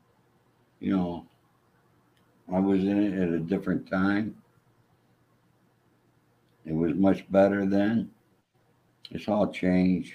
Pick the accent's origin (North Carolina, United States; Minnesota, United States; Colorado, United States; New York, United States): New York, United States; New York City; I was not a child like most of these kids in Brooklyn who were in the neighborhood